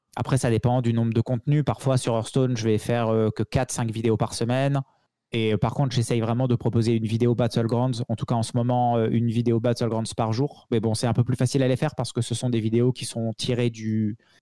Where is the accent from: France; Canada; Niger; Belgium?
France; the South, southern France; je suis un gars du Sud